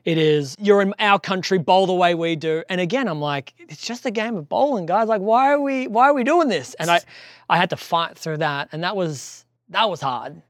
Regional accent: Australia; moved away; I'm Australian

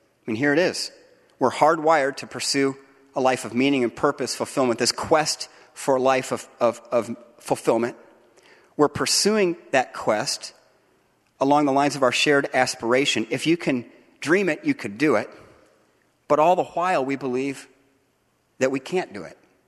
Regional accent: United States; now in Grand Rapids, United States; as Americans, citizens of the United States

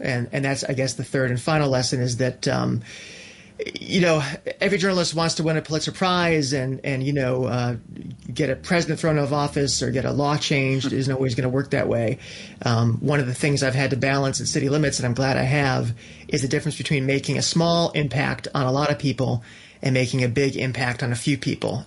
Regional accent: New Britain, Connecticut, United States; moved away as an adult; also born or lived in New York City; my hometown of New Britain, Connecticut

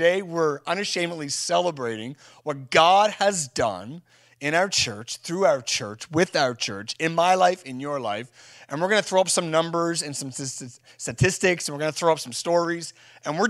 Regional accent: Canada; We're just out and about doing our thing as Canadians, and we don't show too much emotion.

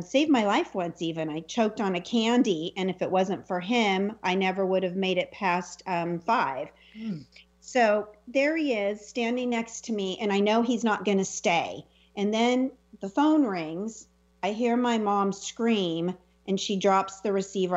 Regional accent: Selma, California, United States; the house that I grew up in Salma, California, little raisin capital of the world.

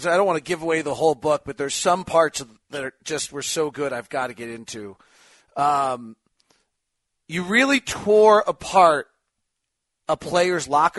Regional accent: Bay Area, California, United States; I grew up in the Bay Area

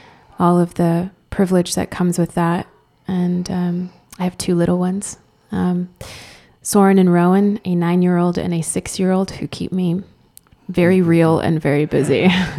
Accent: Spain; first language Spanish; English is a second language; now in United States; there was no difference between me and all my Spanish friends, and went to Spanish public school. My first language was Spanish. My real kind of cultural association is in Spain.

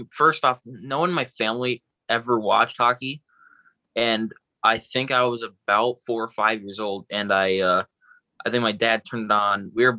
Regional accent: Fort Myers, Florida, United States; I grew up born and raised in Florida.

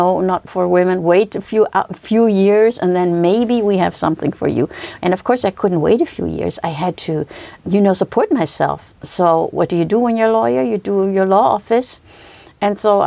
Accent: Germany; I grew up in Germany

